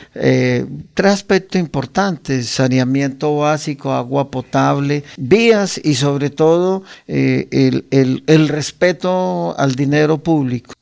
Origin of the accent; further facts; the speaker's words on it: Guane, Santander, Colombia; also born or lived in San Gil; nacimos en Guane y me bautizaron en San Gil